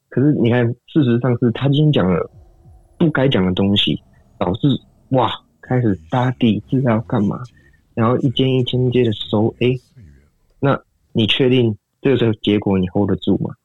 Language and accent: Chinese; Taiwan; 像我们台湾人民其实就做的还不错